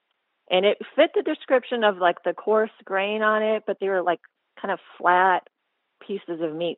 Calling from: Houston, Texas, United States; from Houston, Texas.

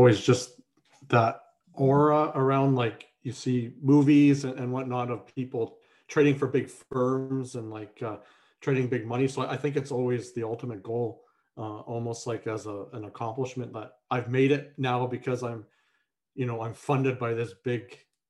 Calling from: East Coast, Australia; I'm tuning in from East Coast Australia.

